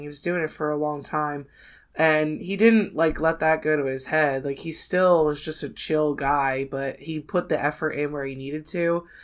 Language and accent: English; near Philadelphia, Pennsylvania, United States; I grew up near Philadelphia